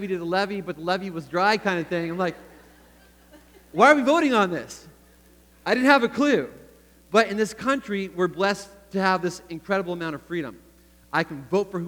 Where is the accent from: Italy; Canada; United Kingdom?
Canada; moved away as an adult; now in United States; I grew up in Canada, like Eric talked about a little bit. I was born in the U.S., but spent most of my life in Canada, and then 10 years ago moved back to the U.S.